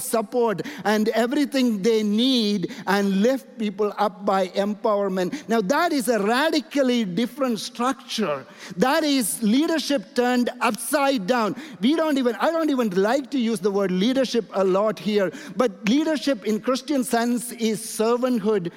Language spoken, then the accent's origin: English; India; And I'm coming from India